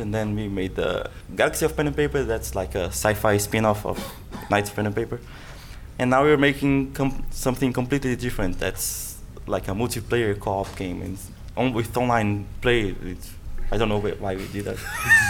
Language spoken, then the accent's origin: English; Brazil; I'm from Brazil.